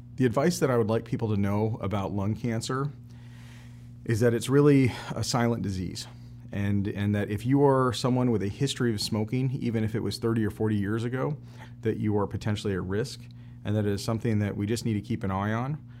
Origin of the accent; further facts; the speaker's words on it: Kalamazoo, Michigan, United States; I'm originally from Kalamazoo, Michigan.